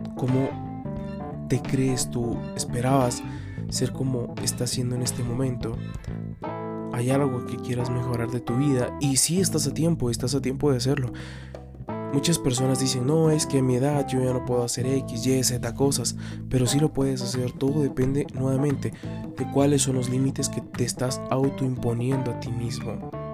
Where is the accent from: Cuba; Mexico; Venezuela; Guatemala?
Guatemala; acá en mi país, Guatemala